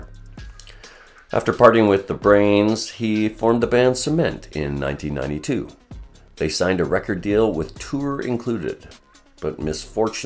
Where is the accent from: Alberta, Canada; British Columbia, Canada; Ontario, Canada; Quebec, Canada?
British Columbia, Canada; Vancouver; I was born and raised in Vancouver, British Columbia